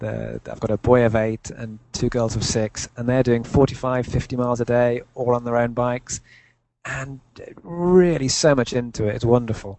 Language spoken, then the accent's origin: English; United Kingdom; I came back to the UK and went to university, I hooked up with a bike mag who happened to be in my hometown